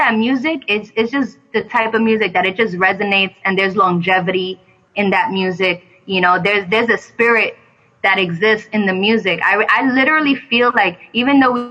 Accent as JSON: {"language": "English", "town": "New York City", "region": "New York", "country": "United States", "said": "I'm from the Bronx"}